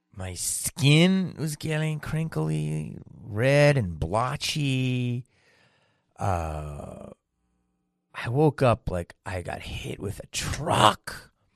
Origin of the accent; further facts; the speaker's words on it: Philadelphia, Pennsylvania, United States; moved away as an adult; I was raised in Philadelphia